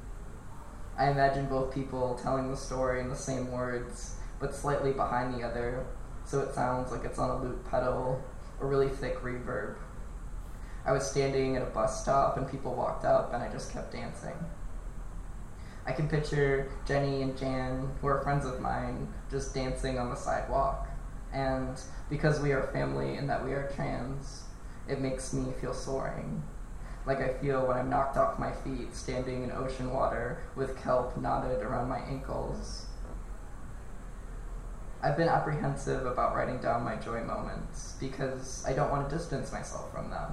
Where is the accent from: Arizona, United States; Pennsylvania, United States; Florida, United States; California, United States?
California, United States; the end of the street I grew up on in California